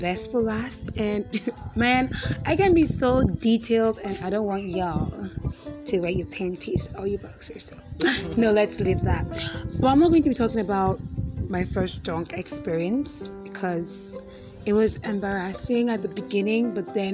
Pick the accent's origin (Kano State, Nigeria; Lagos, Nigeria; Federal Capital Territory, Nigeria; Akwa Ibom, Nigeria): Akwa Ibom, Nigeria; I am a Nigerian. I'm from Akwa Ibom State, which is in Nigeria